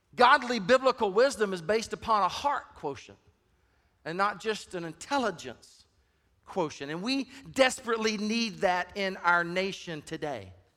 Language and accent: English; Deep South, United States; I grew up in the Deep South